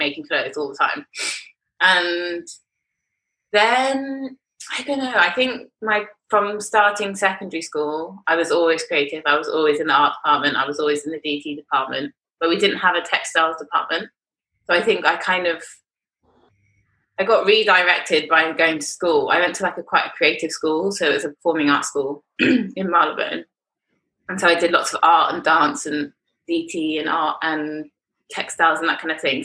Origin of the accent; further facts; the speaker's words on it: London, United Kingdom; I grew up in London to my mum, who is a New Zealander